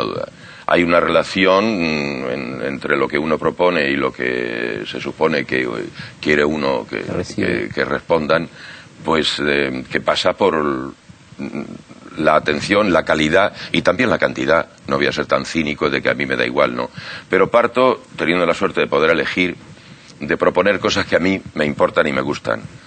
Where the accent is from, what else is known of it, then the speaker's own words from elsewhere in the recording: Chinchón, Community of Madrid, Spain; now in Buenos Aires, Argentina; chinchón del que yo vengo